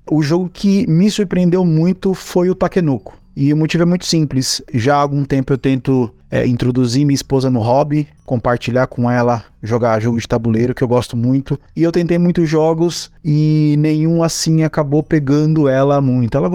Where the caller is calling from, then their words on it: Santo André, São Paulo, Brazil; sou aqui de Santo André